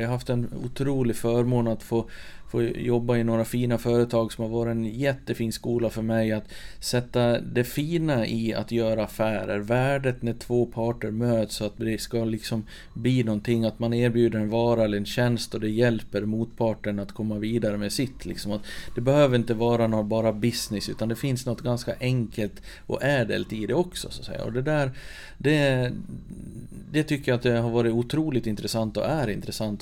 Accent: Sollerön, Dalarna County, Sweden; Jag är född och uppvuxen på Sollerön, mitt i Siljan

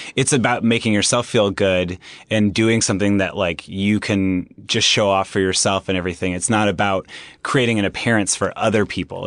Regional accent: Anaheim, California, United States; I grew up in Anaheim Hills, California, which is, um, in Orange County

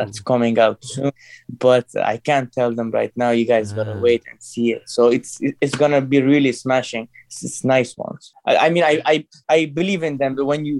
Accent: Herat, Afghanistan; born there; English is a second language; I was born in Herat, Afghanistan.

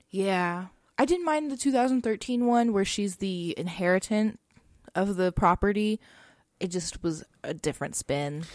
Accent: Texas, United States; we're from Texas

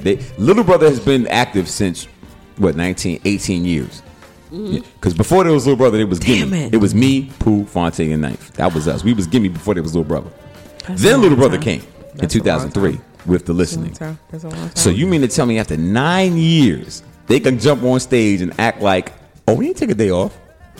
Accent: Bronx, New York, United States; now in North Carolina, United States; I'm a New Yorker to the death. I am Bronx, New York. I am hip hop.

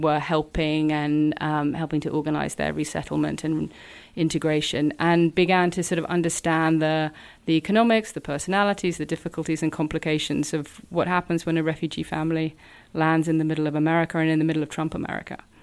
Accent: New York, United States; moved away; I was born in New York and spent a lot of time living there

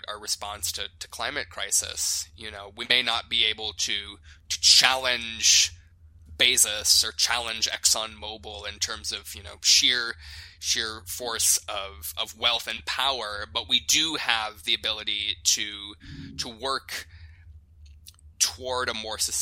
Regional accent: South Dakota, United States; the Lakota people where I grew up in South Dakota

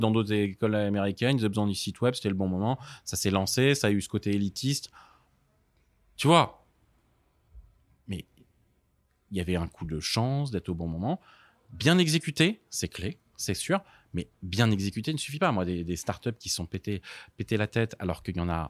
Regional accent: Paris, Île-de-France, France; j'ai grandi à Paris dans le 13e

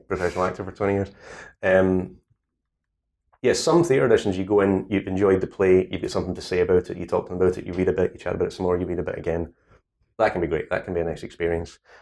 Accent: Scotland, United Kingdom; accent: Scottish; I'm Scottish.

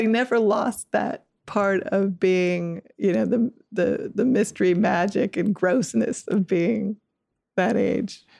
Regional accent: Ann Arbor, Michigan, United States; grew up in, in Michigan

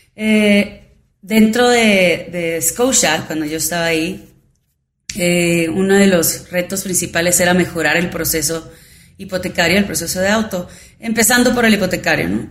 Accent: Hermosillo, Sonora, Mexico; moved away as an adult; also born or lived in Arizona, United States; now in Mexico City, Mexico; yo soy de Hermosillo, Sonora y nací y ahí está este, mi familia

